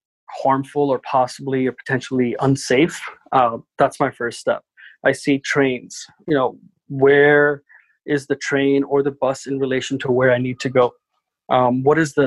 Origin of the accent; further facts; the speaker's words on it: New York City, New York, United States; I absolutely hate New York City because I grew up here